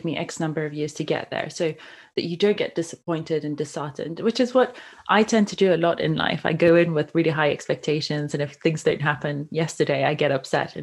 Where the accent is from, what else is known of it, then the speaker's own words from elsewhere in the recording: Iran; moved away; I grew up in Iran, and the standard of living can be quite nice there as well